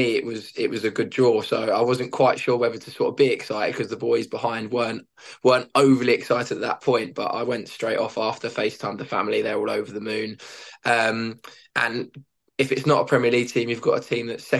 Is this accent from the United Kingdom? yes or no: yes; Suffolk, near Ipswich, East of England, United Kingdom; also born or lived in Chelmsford, Essex; I was born in Essex in Chelmsford, but moved to Suffolk when I was about six or so, and have always lived sort of 20 minutes outside of Ipswich since then.